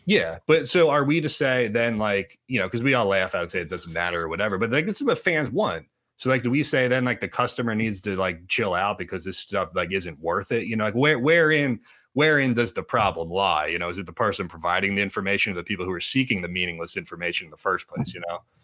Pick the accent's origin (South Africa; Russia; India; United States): United States; Gilbertsville, Pennsylvania; I'm from Gilbertsville